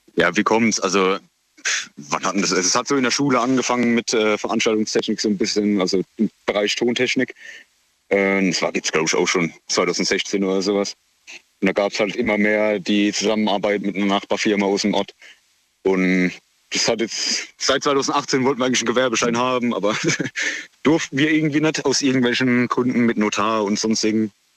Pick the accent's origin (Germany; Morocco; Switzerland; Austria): Germany; near Heidelberg, Baden-Württemberg; Aus der Nähe von Heidelberg